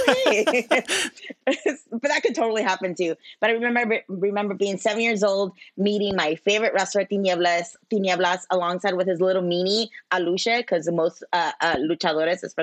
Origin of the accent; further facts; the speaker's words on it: Ciudad Juárez, Chihuahua, Mexico; also born or lived in San Jose, California / Texas / El Paso area (school across border); now in Chicago, United States; I lived in California for less than a year, and then me and my mom moved back to Juarez, which is in Mexico, where all my family is from, and that's where I grew up.